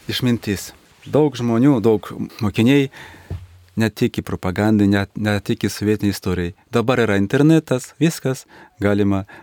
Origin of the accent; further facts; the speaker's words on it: Minsk, Belarus; Lithuanian is a second language; aš važiuojant namo į Minską